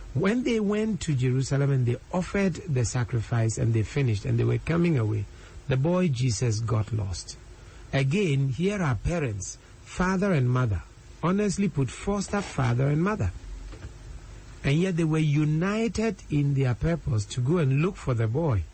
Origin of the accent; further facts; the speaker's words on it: Ghana; as a Ghanaian